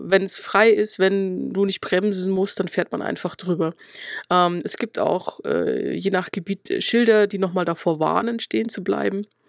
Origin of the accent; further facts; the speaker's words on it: Schwandorf, Bavaria, Germany; ich komme aus der Oberpfalz, also tatsächlich aus Schwandorf